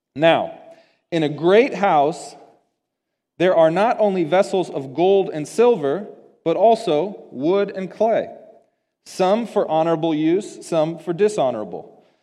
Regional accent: United States; as American Christians

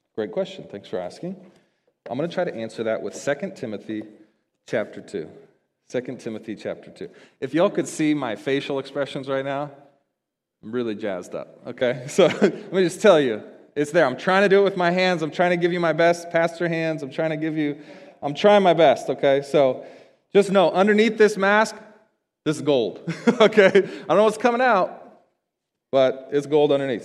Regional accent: United States; as American Christians

